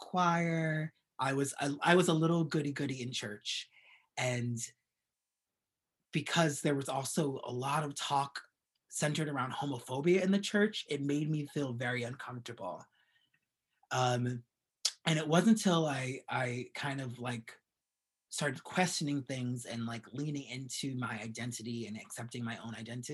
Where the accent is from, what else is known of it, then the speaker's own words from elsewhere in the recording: Yonkers, New York, United States; moved away as an adult; now in Brooklyn, United States; I grew up in Westchester in Yonkers, so I went to Yonkers Middle High School